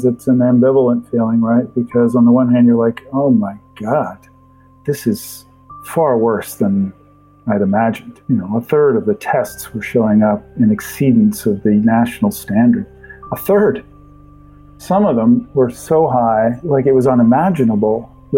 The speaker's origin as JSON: {"language": "English", "town": "Halifax", "region": "Nova Scotia", "country": "Canada", "tie": "born or raised there", "said": "Halifax, which is my hometown, Halifax, Nova Scotia"}